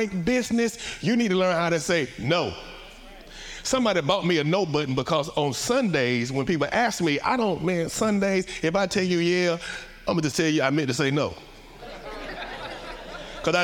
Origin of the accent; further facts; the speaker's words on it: Atlanta, Georgia, United States; accent: Southern drawl; now in Newport News, United States; I'm Southern. I'm from the A. We definitely more city than you. I'm just from the South. The dirty South. The A, baby. My Southern draw is not country